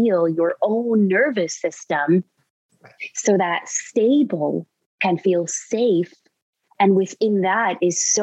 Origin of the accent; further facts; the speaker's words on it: New York City, New York, United States; I grew up in New York City